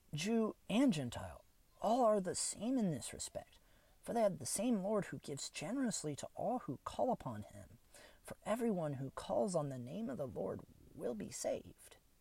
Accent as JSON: {"language": "English", "town": "Kokomo", "region": "Indiana", "country": "United States", "tie": "born or raised there", "lives_now": "Fort Wayne, United States", "said": "my hometown of Kokomo"}